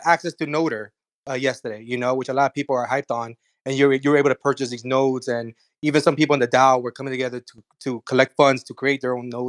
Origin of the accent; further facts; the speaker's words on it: South Florida, United States; we're from South Florida